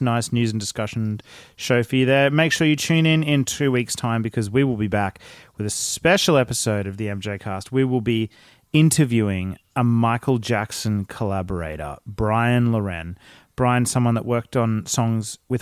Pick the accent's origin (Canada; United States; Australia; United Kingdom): Australia; as an Australian male